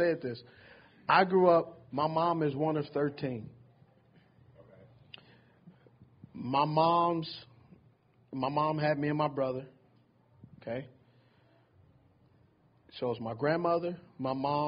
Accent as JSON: {"language": "English", "region": "California", "country": "United States", "also_born_or_lived": "Utah", "moved": "yes", "said": "I'm from Cali"}